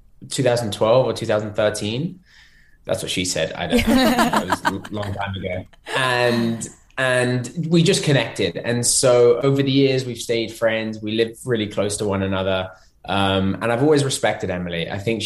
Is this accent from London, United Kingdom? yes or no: yes; London, United Kingdom; now in Los Angeles, United States; I'm from London